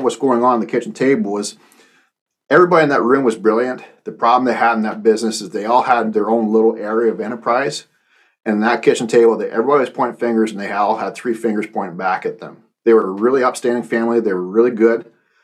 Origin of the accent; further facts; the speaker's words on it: Canada; moved away as an adult; also born or lived in United States; I was the guy from Canada that they flew in, and that's how I got down here in the U.S.